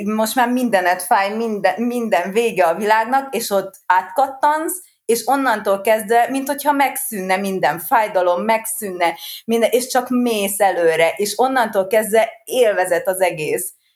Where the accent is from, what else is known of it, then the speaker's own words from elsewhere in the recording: Siófok, Somogy, Hungary; Én itt születtem, Siófokon, meg én itt is élek